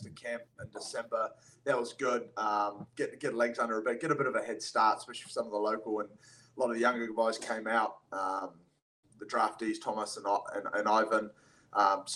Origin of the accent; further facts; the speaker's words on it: New Zealand; moved away as an adult; also born or lived in Nanaimo, Canada / Parksville, Canada; now in Quincy, United States; Spent most of my childhood growing up in New Zealand, right up until 2018, came over to the States